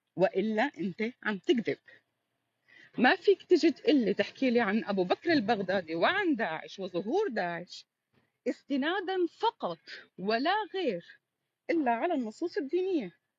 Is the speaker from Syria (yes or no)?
yes; Syria; أنا بقول لك اليوم كسورية